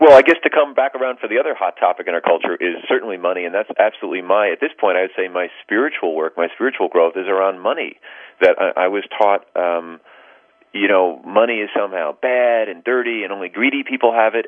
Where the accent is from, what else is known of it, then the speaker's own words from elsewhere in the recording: New York City, New York, United States; now in Bay Area, United States; I was born in New York